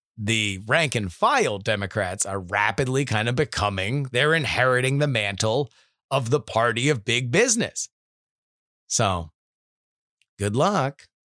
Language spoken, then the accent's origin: English; South Florida, United States; moved away; growing up in South Florida